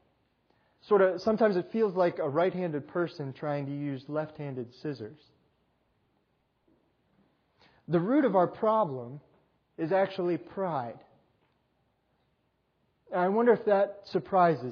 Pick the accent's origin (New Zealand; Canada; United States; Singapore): United States; New York; moved away; I grew up in New York